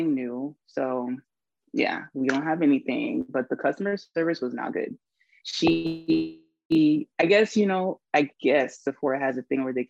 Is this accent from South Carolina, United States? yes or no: yes; Charleston, South Carolina, United States; that's what we grew up on here in Charleston